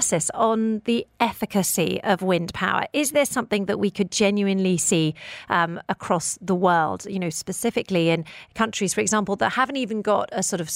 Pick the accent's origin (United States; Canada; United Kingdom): United Kingdom; now in United Arab Emirates; I come from the United Kingdom